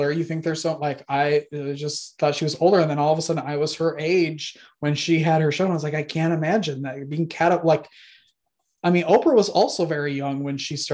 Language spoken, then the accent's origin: English; Wisconsin, United States; I grew up in Wisconsin